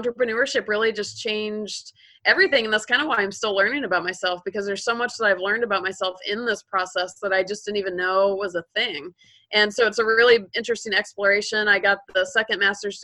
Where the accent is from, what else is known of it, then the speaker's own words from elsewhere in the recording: Georgia, United States; moved away as an adult; also born or lived in California; I grew up in Georgia, so I was a Southerner.